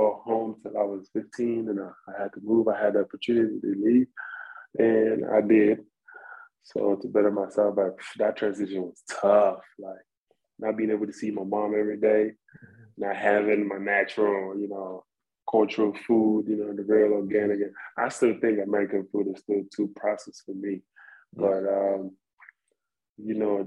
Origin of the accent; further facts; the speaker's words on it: Ghana; moved away; I'm from Africa, I'm from Ghana.